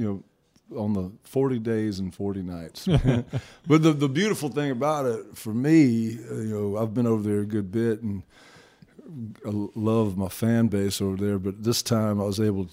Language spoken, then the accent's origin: English; Brewton, Alabama, United States; moved away as an adult; also born or lived in New Orleans, Louisiana / Tennessee; now in Fairhope, United States; I grew up in Brewton, Alabama